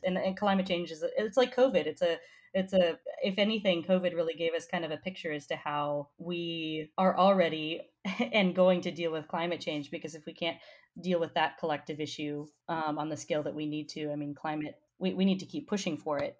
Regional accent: Colorado, United States; I'm I'm from Colorado

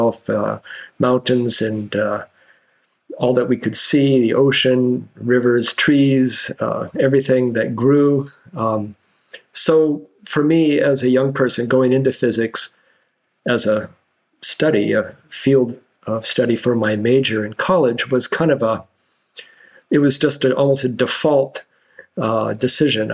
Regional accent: Washington, United States; moved away as an adult; now in Indiana, United States; When I grew up in Washington State

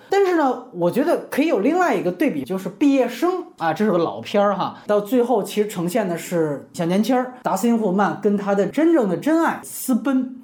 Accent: China; 我们作为大陆人

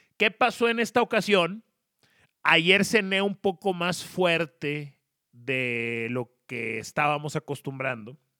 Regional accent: Monterrey, Nuevo León, Mexico; moved away as an adult; now in Mexico City, Mexico; soy regiomontano, tengo un año y medio viviendo en la Ciudad de México

